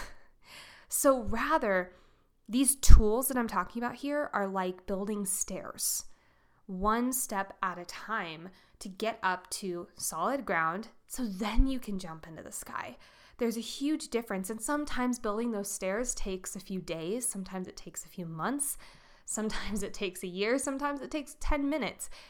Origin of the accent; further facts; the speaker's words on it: Colorado, United States; I'm from Colorado.